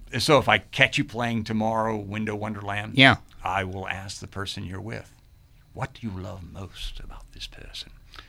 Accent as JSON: {"language": "English", "town": "Fredericksburg", "country": "United States", "said": "And actually, that's how I really talk, because I'm from Fredericksburg."}